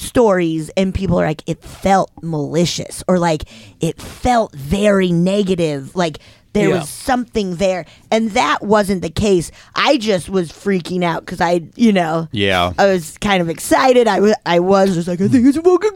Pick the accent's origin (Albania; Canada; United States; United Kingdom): United States; Keystone, Colorado; I grew up around Keystone, like in Summit County